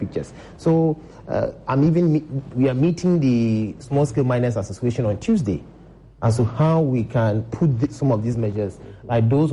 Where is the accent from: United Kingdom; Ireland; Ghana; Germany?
Ghana; as a Ghanaian